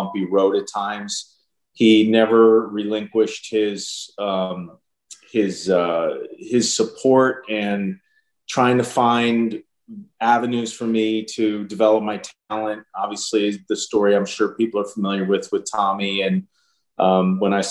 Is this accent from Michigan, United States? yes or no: no; Pennsylvania, United States; growing up in Pennsylvania